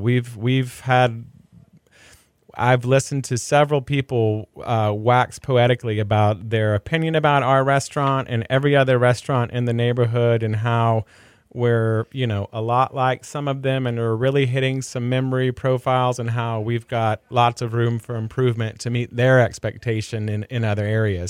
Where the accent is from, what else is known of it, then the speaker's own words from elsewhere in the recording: Dallas, Texas, United States; now in Houston, United States; I grew up in Dallas